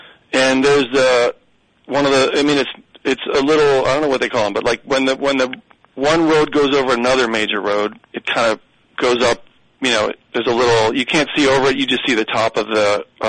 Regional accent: Michigan, United States; accent: Michigan; I did everything in my power to eradicate my Michigan accent, and I think I've done a pretty good job.

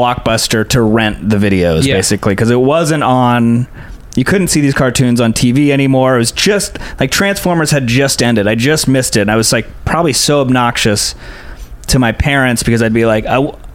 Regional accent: San Diego, California, United States; I'm from San Diego, so we grew up going to Disneyland

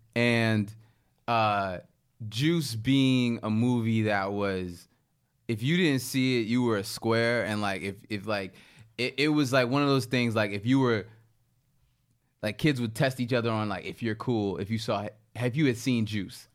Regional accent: Baltimore, Maryland, United States; My hometown, Baltimore

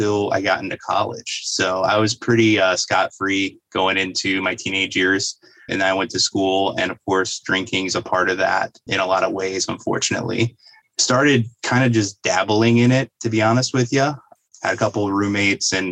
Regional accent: Fort Wayne, Indiana, United States; I'm from Northeast Indiana. I was born in Fort Wayne, Indiana, went to school down in Indianapolis for a period of time, and then eventually moved back up here

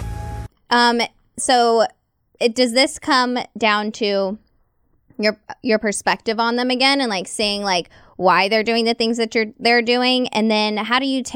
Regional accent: Red Oak, Texas, United States; moved away as an adult; I came from Red Oak, Texas. They plucked me up out of Red Oak and threw me

